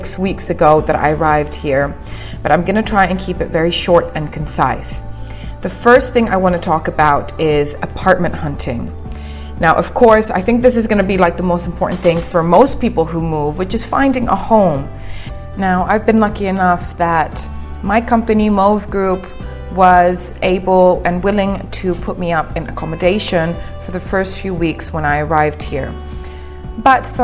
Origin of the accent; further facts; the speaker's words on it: Cyprus; moved away as an adult; also born or lived in England; now in Dubai, United Arab Emirates; I was born and raised in Cyprus, and 10 years ago, at the age of 18, I relocated to England.